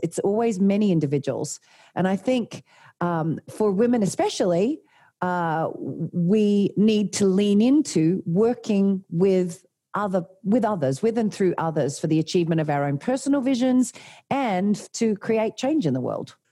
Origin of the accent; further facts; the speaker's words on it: Tasmania, Australia; moved away as an adult; also born or lived in Sydney; I'm from Tasmania, um, little country town in, in Tasmania